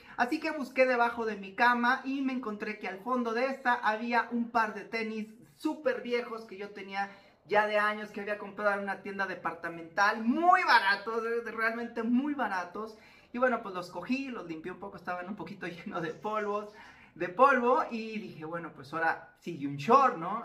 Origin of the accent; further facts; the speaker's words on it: Zapopan, Jalisco, Mexico; muy cerca del departamento de papás existía, existe un bosque llamado Bosque Los Colomos en Zapopan, Jalisco, acá en México